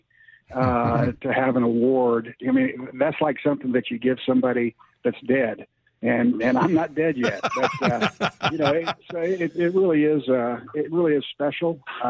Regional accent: Tulsa, Oklahoma, United States; He's from my hometown

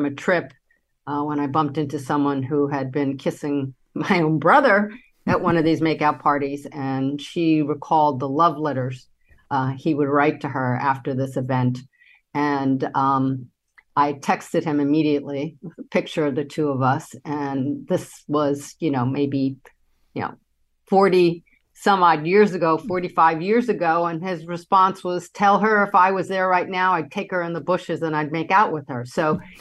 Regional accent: New York City, New York, United States; I grew up in Manhattan

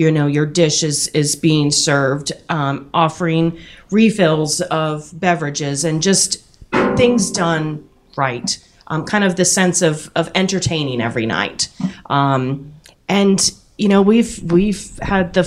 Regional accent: New Jersey, United States; now in Richmond, United States; I grew up in New Jersey

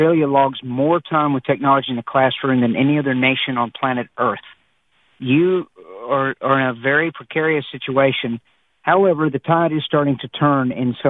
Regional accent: United States; I'm an American

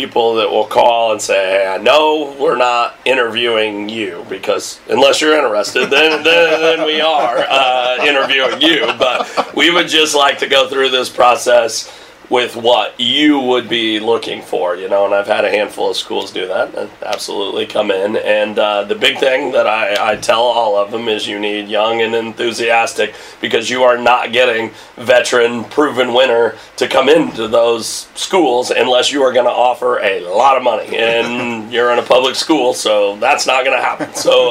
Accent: Meridian Conference area, Illinois, United States; or like I grew up in the Meridian Conference.

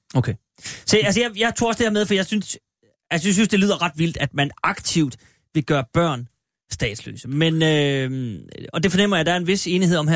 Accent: Denmark; jeg er faktisk fra Jylland

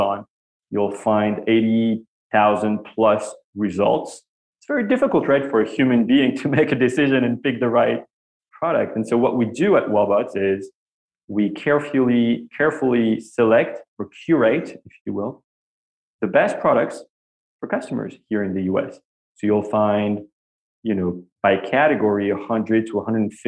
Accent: Paris, Île-de-France, France; English is a second language; moved away as an adult; now in New York, United States; As you can hear from my accent, I grew up in Paris, France. And I moved here when I was 25 years old

